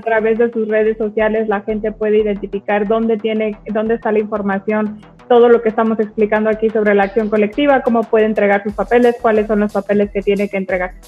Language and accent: Spanish; Mexico; yo soy mexicana